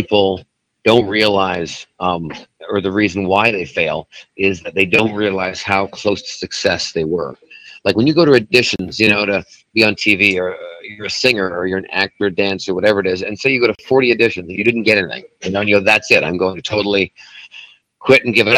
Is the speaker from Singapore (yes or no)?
no; Vancouver, British Columbia, Canada; now in Las Vegas, United States; my hometown is Vancouver, Canada, British Columbia